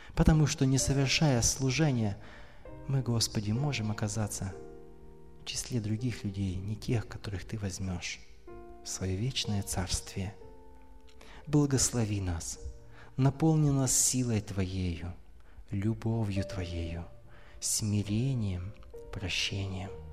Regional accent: Donetsk, Donetsk Oblast, Ukraine; now in Kyiv, Ukraine; Я вообще родом из Донецка.

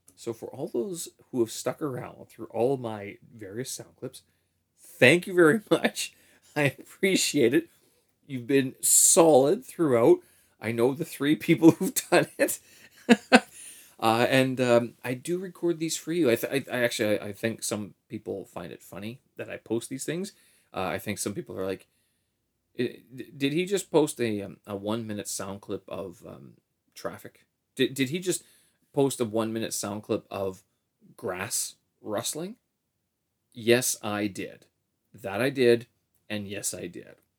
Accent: Winnipeg, Manitoba, Canada; historical location in Winnipeg as well, where the Assiniboine and the Red Rivers meet in, uh, in my hometown

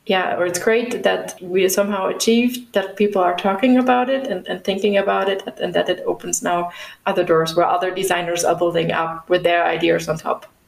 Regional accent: the area around Stuttgart, Baden-Württemberg, Germany; also born or lived in Schwäbisch Gmünd; now in Munich, Germany; I'm from Germany, right now located in Munich, but I'm originally from the area around Stuttgart

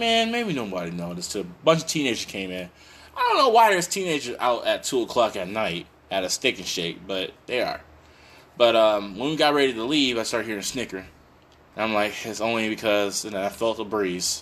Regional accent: Flint, Michigan, United States; I'm from Flint.

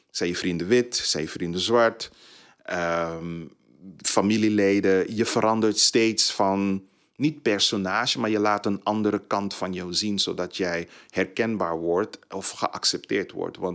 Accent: Suriname; Ik ben Surinamer, maar ik kom met twee bevolkingsgroepen uit Suriname.

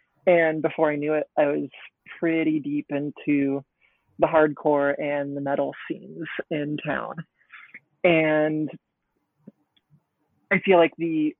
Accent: Northern Arizona, United States; also born or lived in Portland; now in New York, United States; I grew up in Portland, but when I was 10, moved to Northern Arizona.

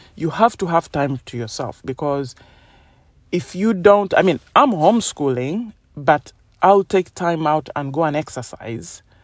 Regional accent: Uganda; now in United Kingdom; I grew up in Uganda and they have completely different beliefs to United Kingdom where I live

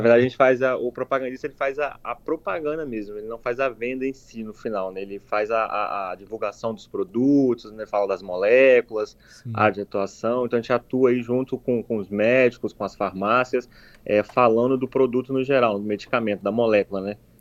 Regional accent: Cachoeiro de Itapemirim, Espírito Santo, Brazil; moved away as an adult; also born or lived in Vitória, Brazil; now in Toronto, Canada; Eu sou natural de Cachoeiro, Chapemerim, é, nascido e criado em Cachoeiro

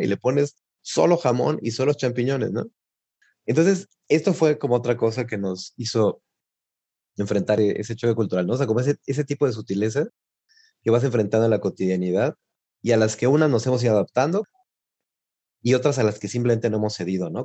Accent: Mexico; moved away as an adult; now in Italy; soy mexicano

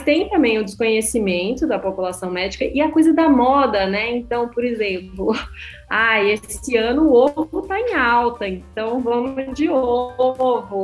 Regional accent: interior of Paraíba, Brazil; moved away as an adult; also born or lived in São Paulo; now in Portugal; na cidade onde eu nasci, no interior da Paraíba

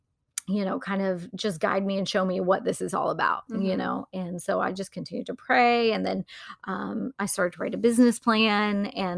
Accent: Wilmington, United States; And I was back in my hometown and feeling like I had no idea what I was doing with my life. There really wasn't much opportunity in Wilmington at the time.

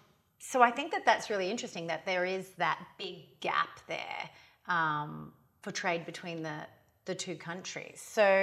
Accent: Australia; now in Indonesia; as an Australian living in Indonesia

